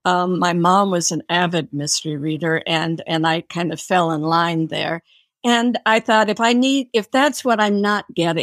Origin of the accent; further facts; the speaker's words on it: Minnesota, United States; also born or lived in New York City; I moved to New York from Minnesota and worked on the Village Voice and worked for Simon & Schuster.